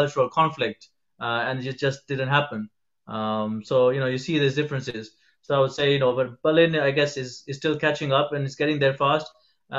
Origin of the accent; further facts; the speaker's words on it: Kenya; moved away as an adult; now in London, United Kingdom; I was originally born and brought up in Kenya. I spent the first 19 years of my life there.